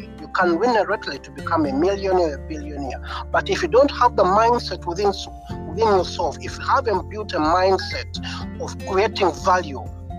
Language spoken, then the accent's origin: English; Uganda; moved away as an adult; now in United Kingdom; I'm from Africa, Uganda. I'm from Africa, Uganda, and I came I came to United Kingdom for studies.